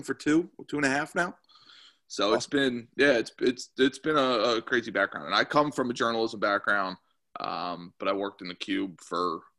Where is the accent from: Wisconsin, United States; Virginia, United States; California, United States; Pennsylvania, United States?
Pennsylvania, United States; moved away as an adult; also born or lived in Kentucky; now in Cincinnati, United States; I'm not from, like, Kentucky. I'm not from Ohio. I grew up in Pennsylvania